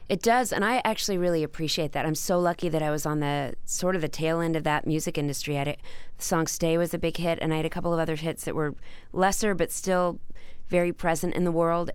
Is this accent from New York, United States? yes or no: no; Dallas, Texas, United States; growing up in Dallas